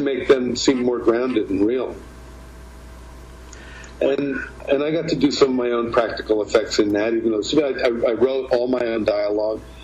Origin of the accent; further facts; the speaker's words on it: New York, United States; when we were kids growing up in New York